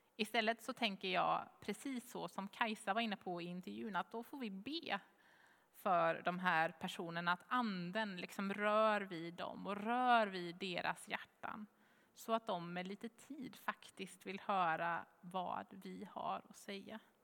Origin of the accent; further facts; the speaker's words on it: Jönköping, Jönköping County, Sweden; Jönköping, svarar jag